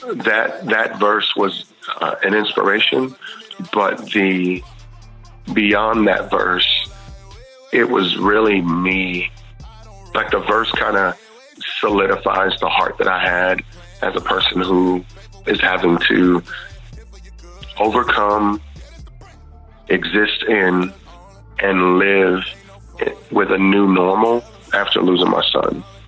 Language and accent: English; Houston, Texas, United States; I grew up in Texas and Houston